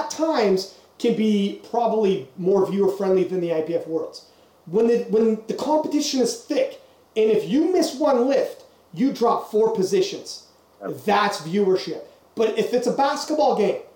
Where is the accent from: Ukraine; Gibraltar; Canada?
Canada; we're from Canada.